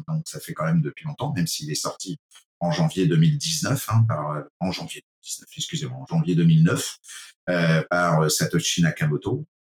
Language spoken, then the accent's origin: French; France; accent: French (from France); moved away as an adult; now in Quebec, Canada; vu mon accent français d'origine, euh, fier de l'être citoyen canadien, désormais canadien depuis 12 ans. Euh, depuis mon arrivée au Québec